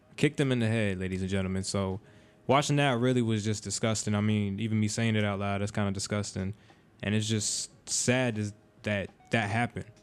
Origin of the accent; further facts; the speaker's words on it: Florida, United States; we're from Florida